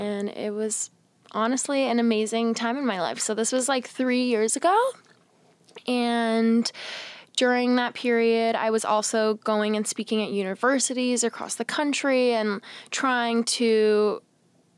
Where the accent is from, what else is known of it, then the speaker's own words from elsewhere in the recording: Seattle, Washington, United States; now in New York City, United States; I grew up in Seattle, like I said, in a house full of boys in a conservative Catholic family